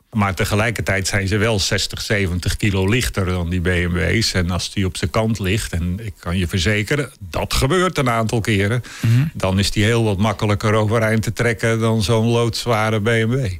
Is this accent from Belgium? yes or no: no; Curaçao; moved away; Ik ben opgegroeid op Curaçao